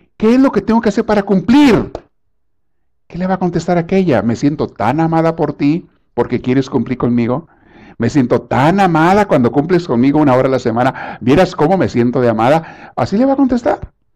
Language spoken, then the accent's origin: Spanish; Mexico; moved away; cuando yo estaba en la secundaria en México